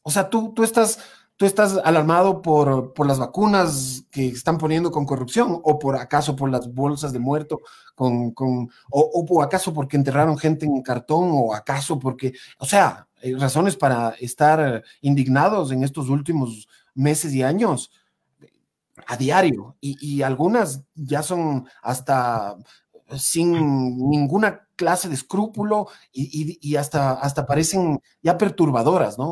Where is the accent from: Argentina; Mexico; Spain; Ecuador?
Ecuador